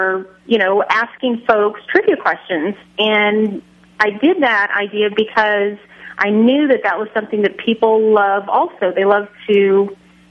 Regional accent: Kansas, United States; my fellow Kansan

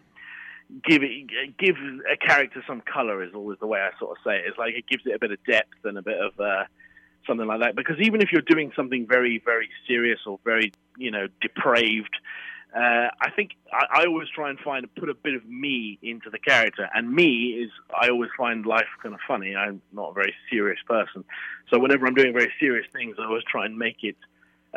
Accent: United Kingdom; also born or lived in London; I'm British and I was trained in London

